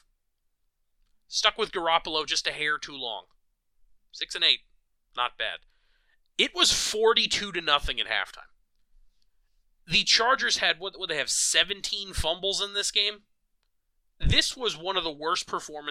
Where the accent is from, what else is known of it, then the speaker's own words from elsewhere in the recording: New York, United States; as a New Yorker